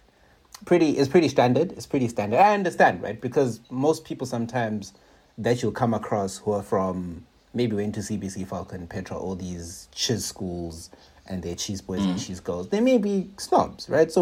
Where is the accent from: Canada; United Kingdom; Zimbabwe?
Zimbabwe; Bulawayo; I'm from Burnside.